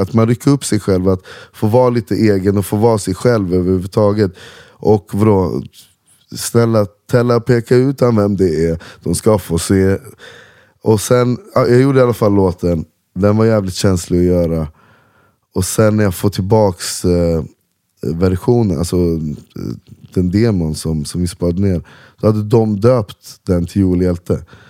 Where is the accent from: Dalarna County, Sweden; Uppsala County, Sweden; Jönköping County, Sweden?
Uppsala County, Sweden; Uppsala; Salabacke där jag växte upp